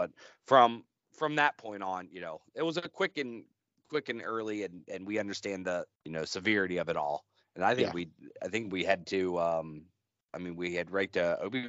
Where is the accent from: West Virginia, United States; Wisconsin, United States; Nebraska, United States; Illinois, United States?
West Virginia, United States; maybe I am from West Virginia